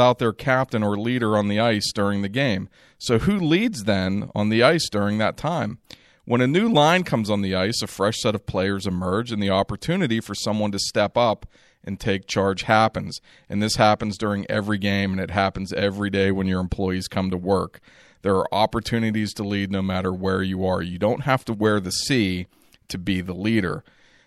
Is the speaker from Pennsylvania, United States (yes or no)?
yes; Pittsburgh, Pennsylvania, United States; I'm from Pittsburgh